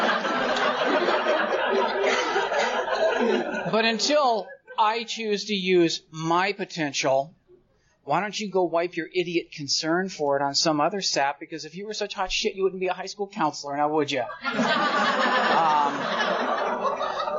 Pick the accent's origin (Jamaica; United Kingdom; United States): United States; Orange County, California; I grew up in Orange County